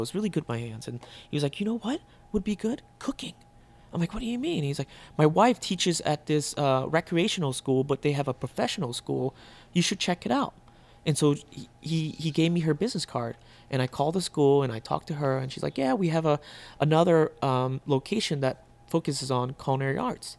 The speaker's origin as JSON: {"language": "English", "town": "Burke", "region": "Virginia", "country": "United States", "tie": "born or raised there", "also_born_or_lived": "Vietnam", "moved": "as an adult", "lives_now": "Chicago, United States", "said": "that's where I grew up in Northern Virginia, Burke, Virginia, and I went to high school"}